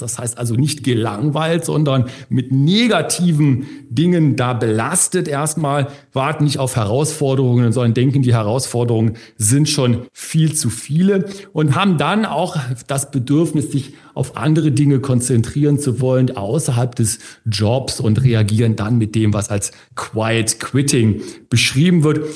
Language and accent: German; Germany; bei uns in Deutschland